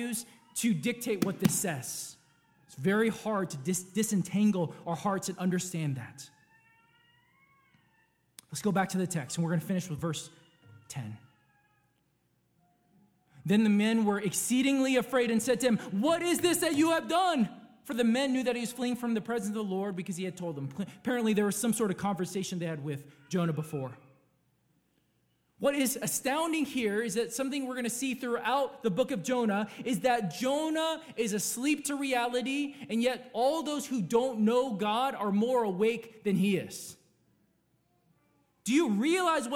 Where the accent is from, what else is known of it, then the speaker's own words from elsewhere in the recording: California, United States; I was born in California X amount of years ago